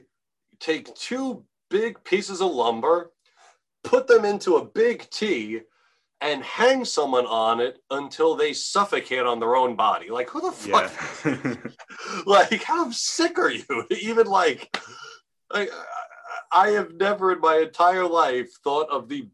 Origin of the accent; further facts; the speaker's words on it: Nassau County, Long Island, New York, United States; I'm not from Manhattan. I'm from Nassau County, Long Island